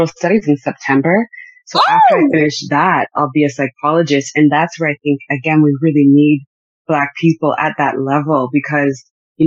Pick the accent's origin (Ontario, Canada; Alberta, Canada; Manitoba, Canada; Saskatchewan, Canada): Ontario, Canada; Newmarket; moved away as an adult; also born or lived in Montreal / Greater Vancouver; now in Vancouver, Canada; born and raised in Canada, in Ontario, in Newmarket.